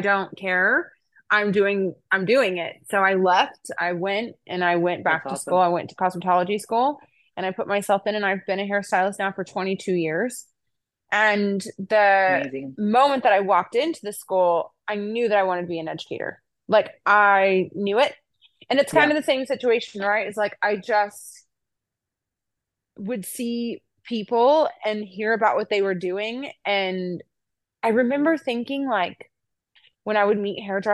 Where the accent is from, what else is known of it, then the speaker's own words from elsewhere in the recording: Oklahoma, United States; I'm from Oklahoma